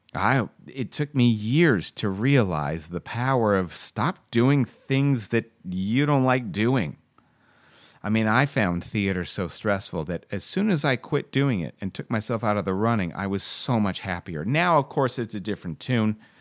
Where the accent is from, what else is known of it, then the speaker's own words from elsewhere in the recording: Canada; being a Canadian actor